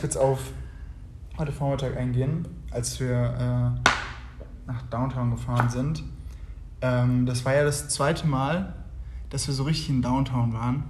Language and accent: German; Germany; moved away as an adult; now in Uganda; bei uns in Deutschland